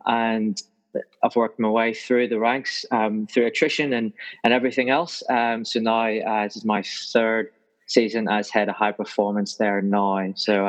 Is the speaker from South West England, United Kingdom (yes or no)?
no; Northern Ireland, United Kingdom; moved away as an adult; also born or lived in Canberra, Australia / Adelaide, Australia; now in Australia; All my family, everybody. So I'm originally from Northern Ireland, from a little country town outside Belfast.